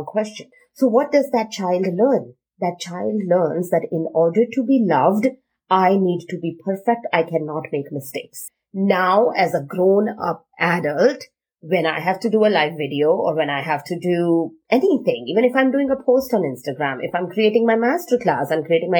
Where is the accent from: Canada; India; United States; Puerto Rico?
India; I am Indian